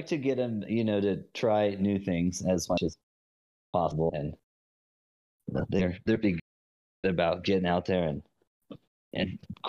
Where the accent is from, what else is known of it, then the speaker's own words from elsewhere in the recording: Southern California, United States; now in Florida, United States; I grew up in Southern California